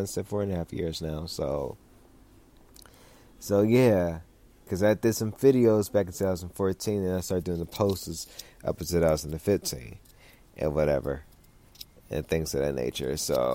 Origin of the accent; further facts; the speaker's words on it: Los Angeles, California, United States; I'm from South Central California. We're a different kind of breed in Cali